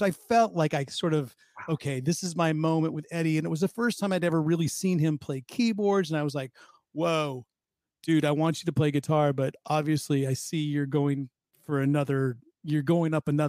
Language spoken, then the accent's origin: English; Pleasanton, California, United States; moved away as an adult; Growing up in the Bay Area